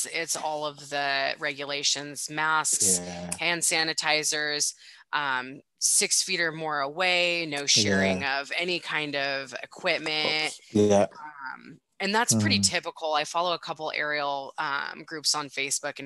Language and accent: English; United States; also born or lived in Spokane, Washington; I'm from the States